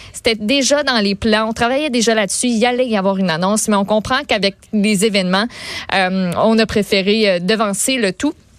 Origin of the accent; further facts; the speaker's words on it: Quebec, Canada; on est des Québécois